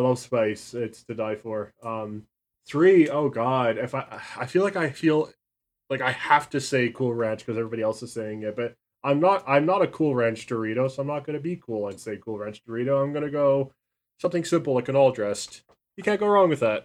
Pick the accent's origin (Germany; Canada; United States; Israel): Canada; I'm Canadian